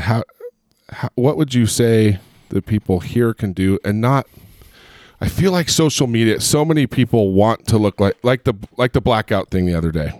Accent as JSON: {"language": "English", "town": "Long Beach", "region": "California", "country": "United States", "tie": "born or raised there", "also_born_or_lived": "Chicago, Illinois", "moved": "yes", "lives_now": "Utah, United States", "said": "I grew up in Southern Cal, I, I grew up in Long Beach and in Huntington Beach."}